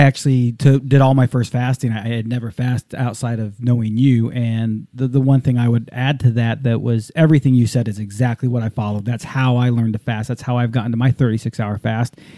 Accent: Southern California, United States; growing up in Southern California

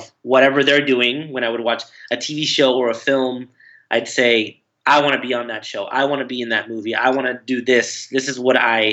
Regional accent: Anaheim, California, United States; moved away as an adult; also born or lived in Fullerton, California / New York / Los Angeles; now in Sherman Oaks, United States; I was born in Fullerton and raised in Anaheim. Fullerton is the town next to Anaheim. And I grew up there until I was 18

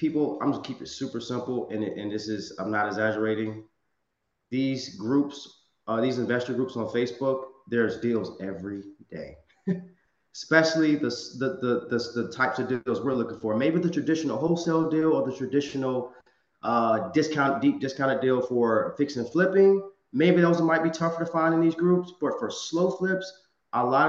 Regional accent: Virginia, United States; now in Los Angeles, United States; one of my markets is my hometown in Virginia. I live in Los Angeles, California

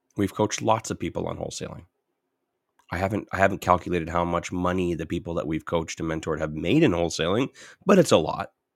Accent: Southern Ontario, Canada; I was in Southern Ontario. Completely different culture

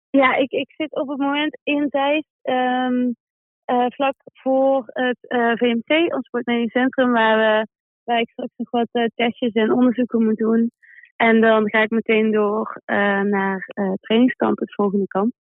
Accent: Manchester, North West England, United Kingdom; Dus ik, ik kom uit Manchester en we vliegen woensdag al terug naar Manchester.

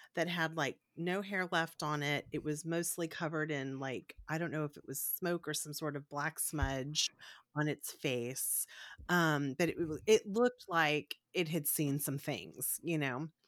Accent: Corpus Christi, Texas, United States; Farrah Fawcett's from my hometown

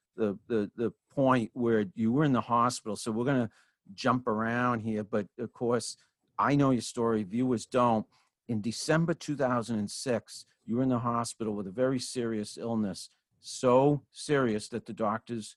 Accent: Franklin, Massachusetts, United States; now in Sudbury, United States; my hometown where I grew up in Franklin, Massachusetts

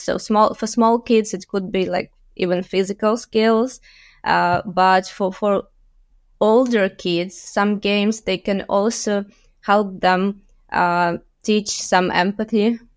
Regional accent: Luhansk, Luhansk Oblast, Ukraine; moved away as an adult; also born or lived in Kyiv, Ukraine; I was born and raised in Lugansk in the eastern part of Ukraine

